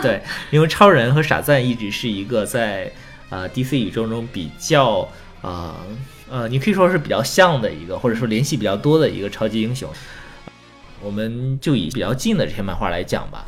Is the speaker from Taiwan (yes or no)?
no; China; 我们中国人